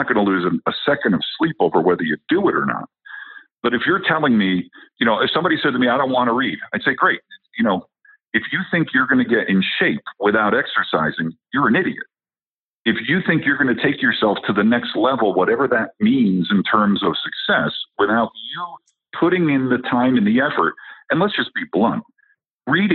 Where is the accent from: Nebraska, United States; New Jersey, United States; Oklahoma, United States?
New Jersey, United States; moved away as an adult; now in Colorado, United States; I'm originally from New Jersey where they eat their young. Okay. So I've lived in Colorado for the last 15 years